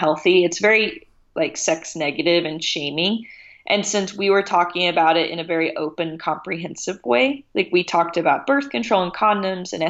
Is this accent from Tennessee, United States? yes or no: yes; Tennessee, United States; moved away as an adult; also born or lived in San Francisco; I grew up in Tennessee, which is a very conservative state